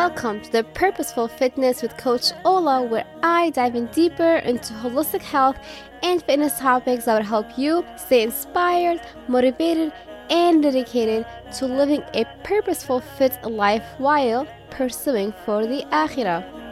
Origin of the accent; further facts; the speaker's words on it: Syria; I'm also from Syria